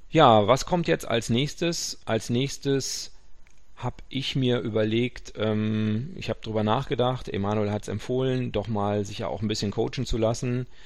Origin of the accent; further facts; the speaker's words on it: North Rhine-Westphalia, Germany; Karnevalswochenende, ich bin Westfale, äh, alle anderen feiern und ich mache einen Barfußkurs.